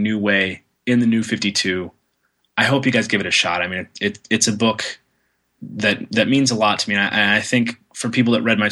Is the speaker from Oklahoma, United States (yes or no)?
yes; Tulsa, Oklahoma, United States; moved away; it's like an anime manga comics show in my hometown of Tulsa, Oklahoma